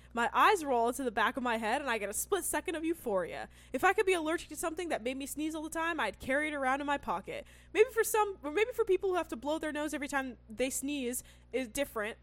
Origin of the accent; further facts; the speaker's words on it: California, United States; I grew up in California